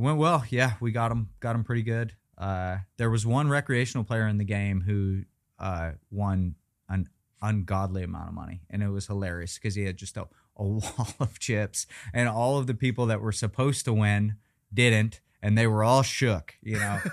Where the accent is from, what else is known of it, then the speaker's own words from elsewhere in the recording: Weston, West Virginia, United States; moved away as an adult; now in Las Vegas, United States; going back to my hometown